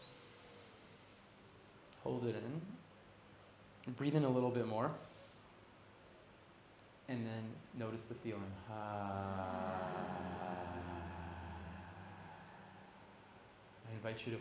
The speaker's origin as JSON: {"language": "English", "town": "Toronto", "region": "Ontario", "country": "Canada", "moved": "yes", "lives_now": "Ubud, Indonesia", "said": "originally from Toronto"}